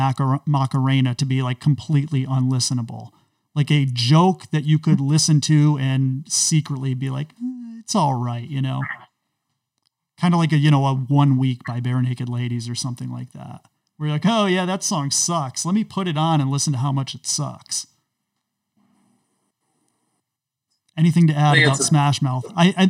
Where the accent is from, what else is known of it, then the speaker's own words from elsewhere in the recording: United States; You know, folks, when I grew up in America, we didn't talk about race in this way.